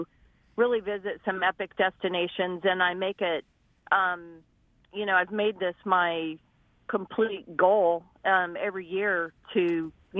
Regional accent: Arizona, United States; growing up in Arizona in those really hot temperatures

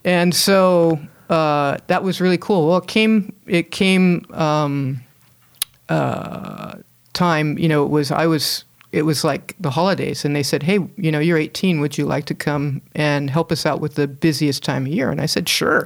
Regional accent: Hermosa Beach, California, United States; moved away; I grew up in Hermosa Beach, uh, back in the, you know, the sixties and, uh, early seventies

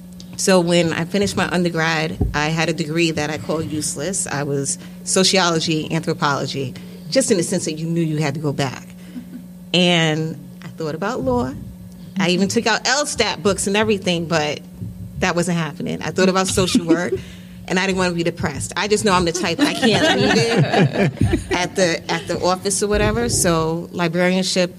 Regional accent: Freeport, New York, United States; I grew up in Freeport

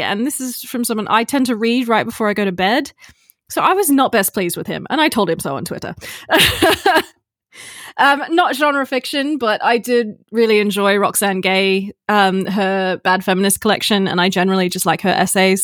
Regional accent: Australia; also born or lived in Texas, United States; I grew up in Australia

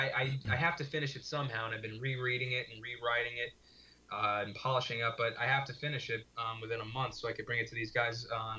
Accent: Orange County, New York, United States; moved away as an adult; also born or lived in Brooklyn, New York; now in Astoria, Queens, New York, United States; We were raised in Orange County

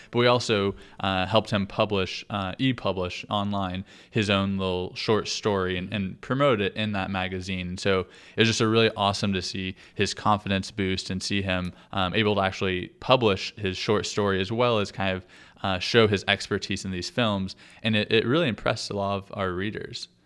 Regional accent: Oklahoma, United States; also born or lived in Nashville, Tennessee; I'm from from Oklahoma

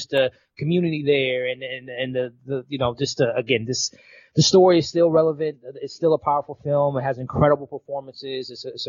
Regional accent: Chicago, Illinois, United States; So growing up in Chicago

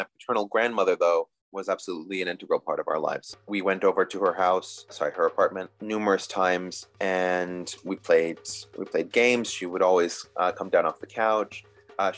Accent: Hastings-on-Hudson, New York, United States; now in Manhattan, United States; I live in Manhattan. I grew up in Westchester County, in one of the small river towns

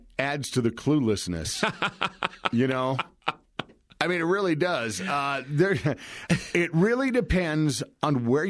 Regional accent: North Dakota, United States; now in Northern Colorado, United States; I grew up in North Dakota.

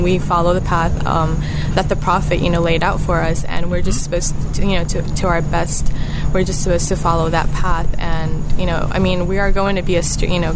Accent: United States; I was born in the United States, but my parents are from

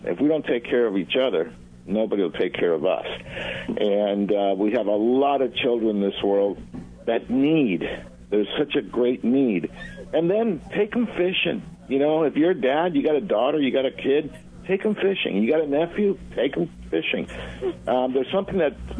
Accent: Argentina; moved away; I was born in Argentina, so I'm Latin.

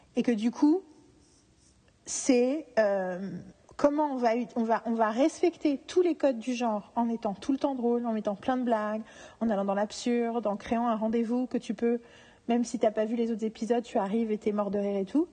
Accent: France; en tant que Français

